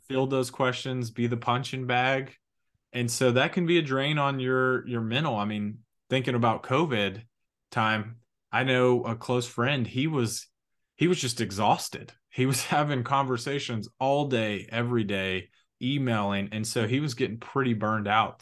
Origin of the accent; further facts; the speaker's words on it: Huntsville, Alabama, United States; now in Atlanta, United States; we're both from Huntsville, Alabama